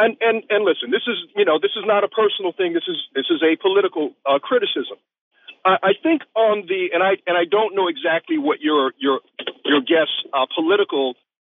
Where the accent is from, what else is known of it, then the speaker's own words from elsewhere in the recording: New York City, New York, United States; I grew up in New York City loving Chinese culture.